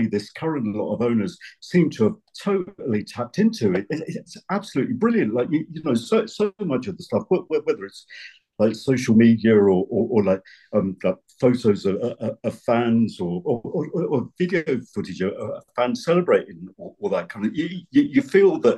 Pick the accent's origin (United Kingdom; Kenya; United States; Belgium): United Kingdom; London; moved away as an adult; now in Kirkcaldy, United Kingdom; I'm a South London boy